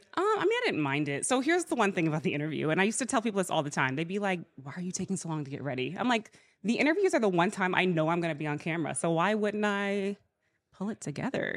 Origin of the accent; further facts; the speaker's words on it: Georgia, United States; also born or lived in Alabama; I was born in Alabama. I was raised in Georgia